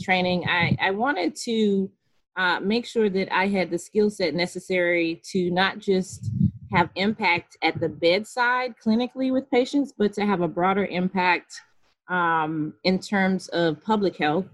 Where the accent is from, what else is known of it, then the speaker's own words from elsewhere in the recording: Goldsboro, North Carolina, United States; born and raised in North Carolina, specifically Goldsboro, North Carolina, so Eastern North Carolina